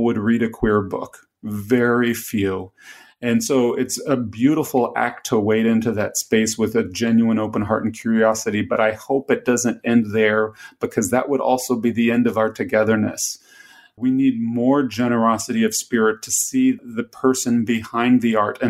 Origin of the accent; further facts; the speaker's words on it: the South, United States; I grew up in the South